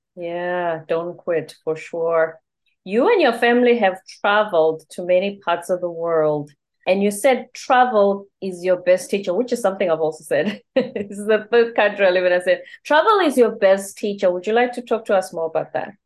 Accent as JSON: {"language": "English", "country": "South Africa", "also_born_or_lived": "South Korea", "first_language": "Zulu", "second_language": "English", "moved": "as an adult", "lives_now": "United States", "said": "I'm Zulu. I'm from the Zulu tribe. So Zulu is my first language."}